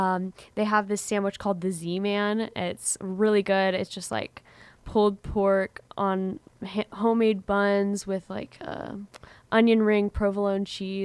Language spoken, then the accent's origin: English; Paola, Kansas, United States; it's actually started in my hometown of Paola